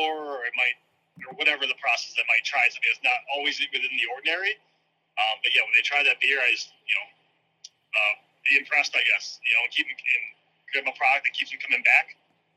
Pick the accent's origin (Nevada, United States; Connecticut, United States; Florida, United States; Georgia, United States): Florida, United States; South; moved away; also born or lived in Syracuse, New York; I was born in South Florida. My dad moved down there, my mom, when they were younger